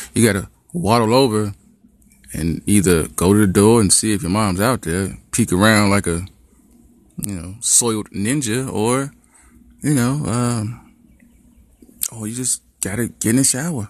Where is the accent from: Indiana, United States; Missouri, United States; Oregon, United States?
Indiana, United States; Gary; growing up in Gary, there was a couple white kids